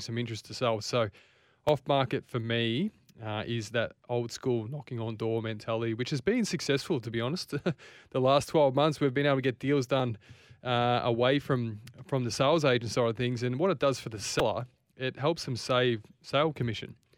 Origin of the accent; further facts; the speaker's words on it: Ballarat, Victoria, Australia; also born or lived in Frankston; now in Queensland, Australia; I'm from Ballarat